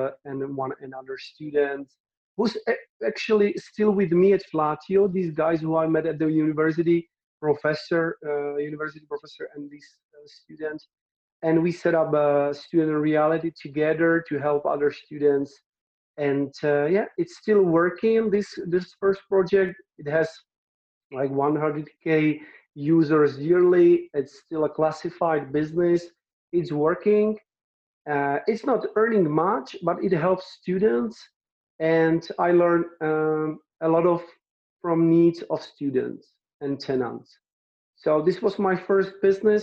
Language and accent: English; Czechia; moved away as an adult; now in Brno, Czech Republic; I am from the village where it's like 20,000 inhabitants.